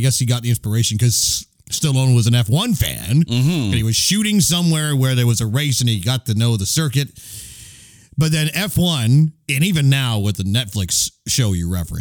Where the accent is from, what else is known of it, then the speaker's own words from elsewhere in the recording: Milton Keynes, South East England, United Kingdom; moved away; the Red Bull facilities in Milton Keynes, that's my hometown